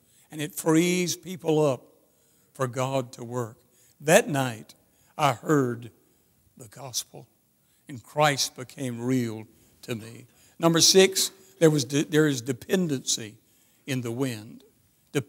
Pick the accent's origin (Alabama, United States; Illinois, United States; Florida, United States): Alabama, United States; Birmingham; I come from Birmingham, Alabama